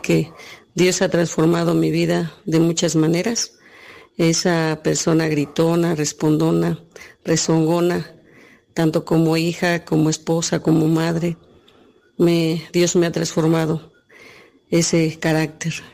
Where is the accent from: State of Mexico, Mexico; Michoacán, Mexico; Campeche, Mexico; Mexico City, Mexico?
State of Mexico, Mexico; Texcoco; soy de aquí de San Felipe, Texcoco, México.